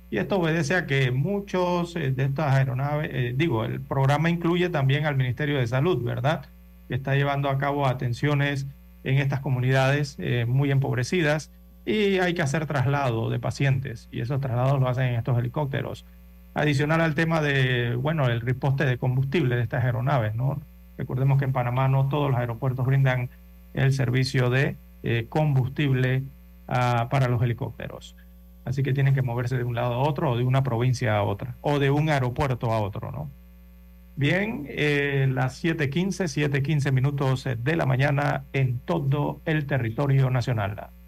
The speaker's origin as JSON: {"language": "Spanish", "country": "Western Sahara", "second_language": "Spanish", "said": "vengo del Sahara Occidental, de es una colonia, ex colonia española, y por eso hablo español."}